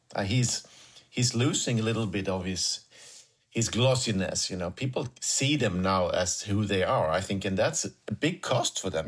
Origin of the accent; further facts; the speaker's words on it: Sweden; I'm coming from Sweden